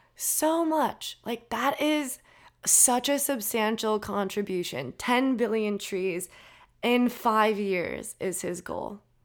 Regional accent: Minnesota, United States; I'm from Minnesota

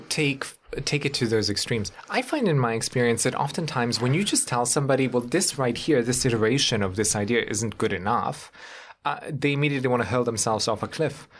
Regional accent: Germany; now in United States; if you grow up on continental Europe

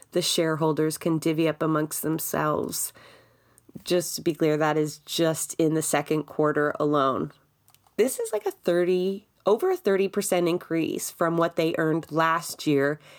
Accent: Toronto, Ontario, Canada; I grew up in Scarborough for most of my life

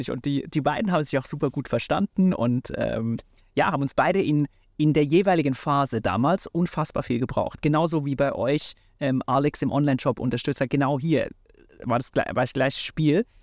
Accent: Switzerland; ich bin in der Schweiz aufgewachsen

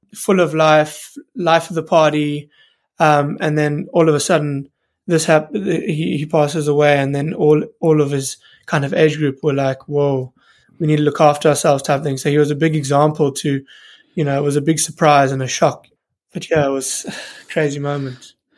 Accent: South Africa; moved away as an adult; also born or lived in United Kingdom (birthplace) / Newcastle; When I moved back from Newcastle and, and moved back to South Africa

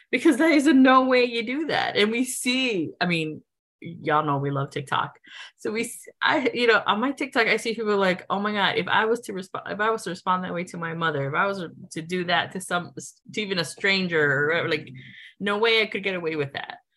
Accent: United States; cater to me because I'm American

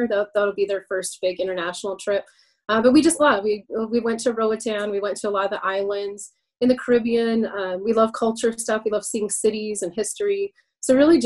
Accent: Montana, United States; moved away as an adult; now in Colorado, United States; I'm technically originally from Montana, born and bred. So we both grew up in beautiful states

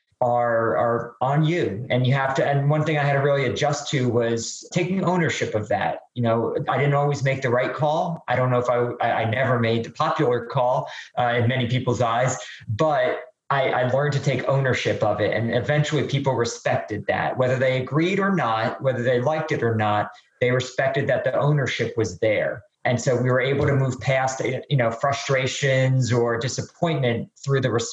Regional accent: New Jersey, United States; moved away as an adult; also born or lived in North Carolina / Atlanta, Georgia; born and raised in New Jersey

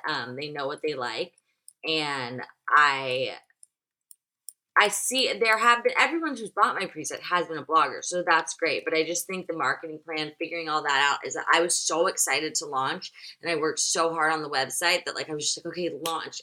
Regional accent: Nashville, Tennessee, United States; I'm from Nashville

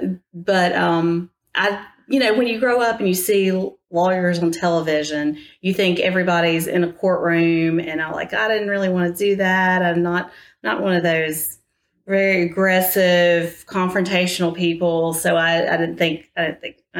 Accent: Atmore, Alabama, United States; also born or lived in Enterprise, Alabama; I grew up in Atmore

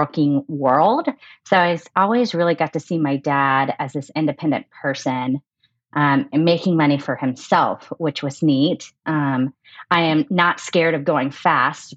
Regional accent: Houston, Texas, United States; now in Denver, United States; I am originally from Houston, but I'm currently living in Denver

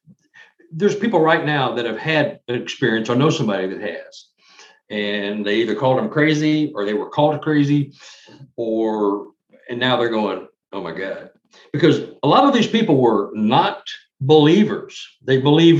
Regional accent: Dallas, Texas, United States; I'm from Dallas, Texas

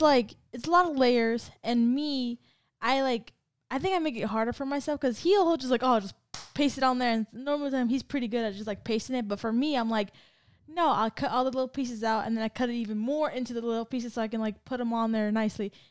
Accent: California, United States; moved away; I'm from Cali

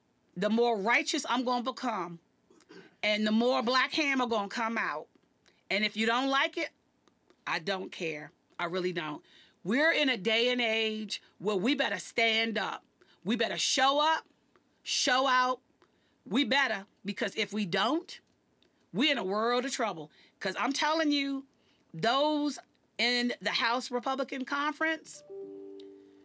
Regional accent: Washington, District of Columbia, United States; here in my hometown

